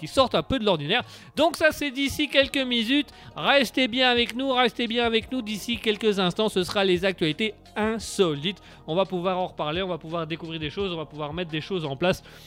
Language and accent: French; Belgium; on est Belges